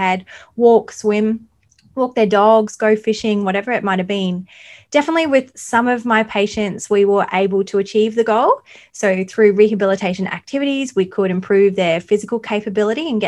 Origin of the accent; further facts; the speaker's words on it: Mackay, Queensland, Australia; also born or lived in Tannum Sands, Queensland / Gold Coast, Queensland; now in Bundaberg, Australia; I grew up in Mackay